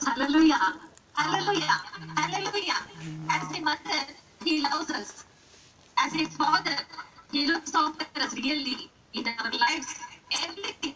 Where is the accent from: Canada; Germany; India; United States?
India; first language Telugu; English is a second language; from India